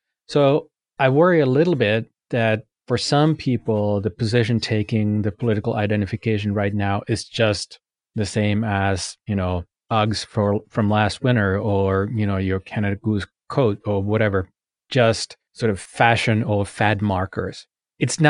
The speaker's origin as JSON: {"language": "English", "country": "Finland", "moved": "yes", "said": "I'm from Finland"}